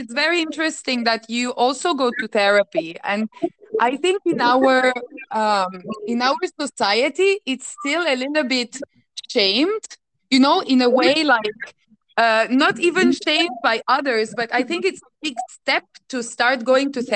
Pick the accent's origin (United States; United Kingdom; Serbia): Serbia; Belgrade; I'm from Serbia, from Belgrade